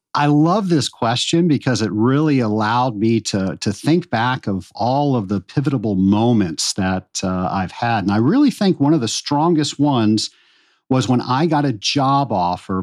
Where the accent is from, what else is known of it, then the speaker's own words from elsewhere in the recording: Richmond, Virginia, United States; I grew up in Richmond, Virginia